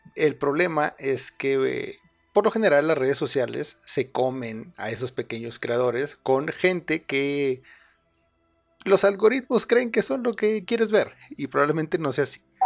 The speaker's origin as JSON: {"language": "Spanish", "country": "Spain", "said": "soy de España."}